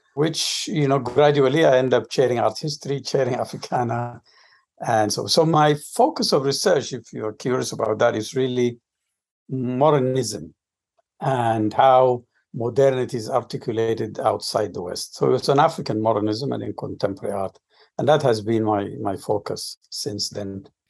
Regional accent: Juba, South Sudan; moved away as an adult; also born or lived in Khartoum, Sudan / Omdurman, Sudan / Philadelphia, United States / Ithaca, United States; now in United States; I'm originally from Sudan. Uh, I grew up in a city that is now part of the southern Sudan after the split. It's called Juba. That's where I was born and then moved north, and I studied in Khartoum

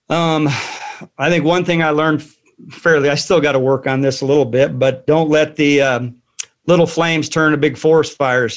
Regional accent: Joliet, Illinois, United States; also born or lived in Saudi Arabia; now in Fairfield, United States; I'm originally from Joliet, Illinois

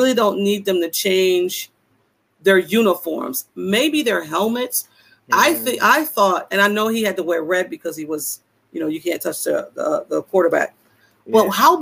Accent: Buffalo, New York, United States; I'm from Buffalo

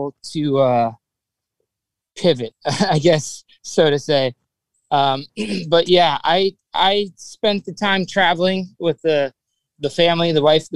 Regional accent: South Florida, United States; growing up in South Florida, you know, there's just, it's a melting pot of culture

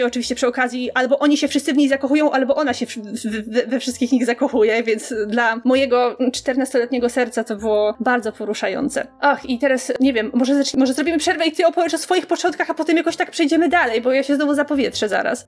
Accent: Poland; jak wszystkie dzieci w Polsce, oglądałam je na Polsacie

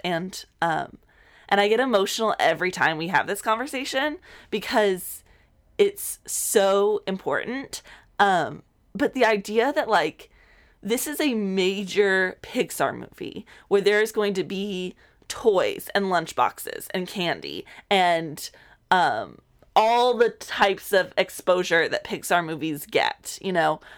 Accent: South Texas, United States; moved away; I grew up in South Texas

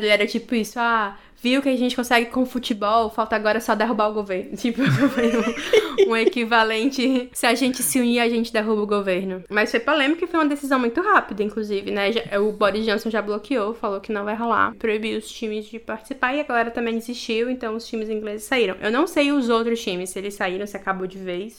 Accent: Brazil; moved away as an adult; now in England, United Kingdom; eu sou brasileira

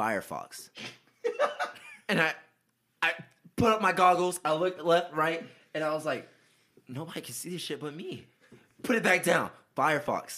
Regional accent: Atlanta, Georgia, United States; I'm from Northwest.

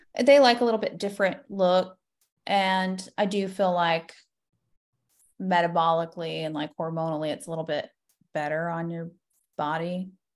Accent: Florida, United States; I am born and raised in Florida, so an O G Florida girl

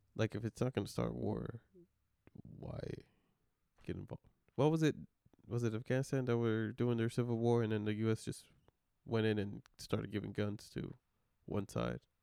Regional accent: Mexico; moved away; I come from Mexico and it's bad over there

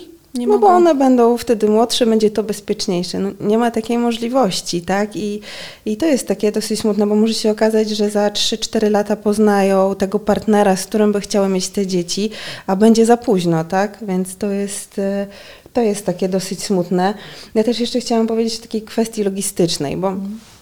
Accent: Lublin, Lublin Voivodeship, Poland; moved away as an adult; now in Warsaw, Poland; Ja jestem z Lublina

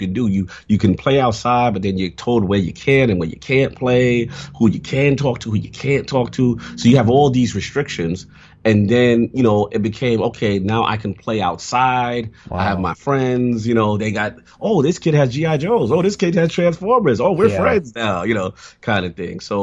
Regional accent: New York City, New York, United States; I grew up in the South Bronx.

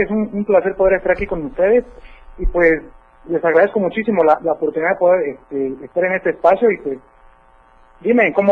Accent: Comitán, Chiapas, Mexico

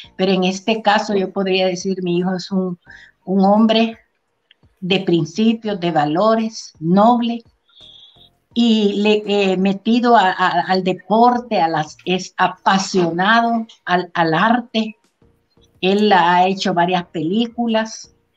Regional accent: Trinidad, Santa Bárbara, Honduras; mi pueblo Trinidad Santa Bárbara

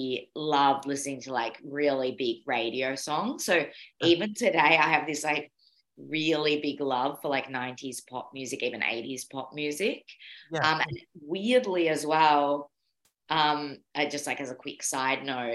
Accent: Mornington Peninsula, Melbourne, Victoria, Australia; moved away as an adult; now in Bergen, Norway; I grew up in in Melbourne, Australia. And I grew up in an area called the Mornington Peninsula

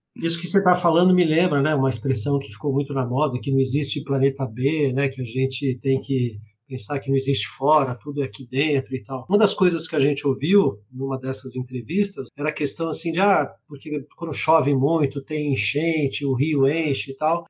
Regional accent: Rio de Janeiro, Brazil; eu sou do Rio de Janeiro

